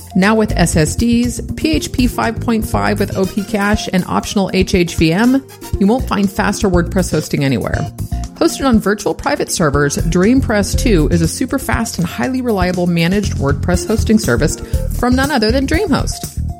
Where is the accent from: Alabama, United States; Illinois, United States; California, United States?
California, United States; San Francisco; born and raised in the Bay Area. I was actually born in San Francisco.